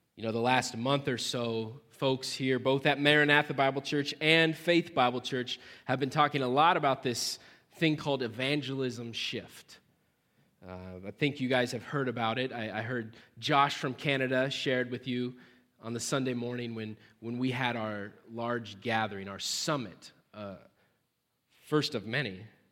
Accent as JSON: {"language": "English", "region": "central Nebraska", "country": "United States", "moved": "yes", "lives_now": "Cedar Rapids, United States", "said": "I personally am actually, uh, from central Nebraska. So I'm a Nebraskan"}